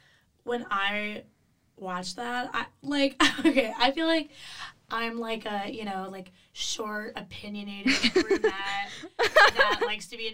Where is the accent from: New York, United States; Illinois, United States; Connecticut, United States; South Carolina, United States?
Illinois, United States; It's okay, I'll leave it out. I'm from Illinois.